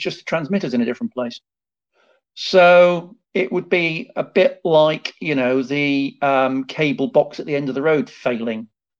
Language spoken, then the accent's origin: English; Liverpool, North West England, United Kingdom; I grew up in Liverpool